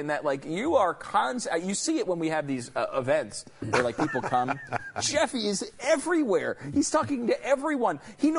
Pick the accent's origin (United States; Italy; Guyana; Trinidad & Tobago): United States; Northeast; moved away; I'm from the Northeast.